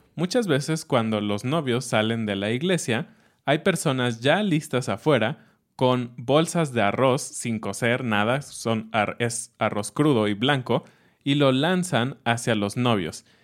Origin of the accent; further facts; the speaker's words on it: Mexico City, Mexico; cuando era niño en Ciudad de México